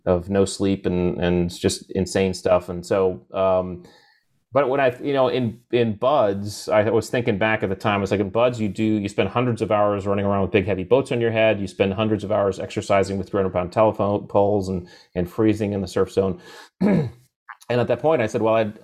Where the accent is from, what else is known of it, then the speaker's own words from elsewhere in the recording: Connecticut, United States; I grew up in Connecticut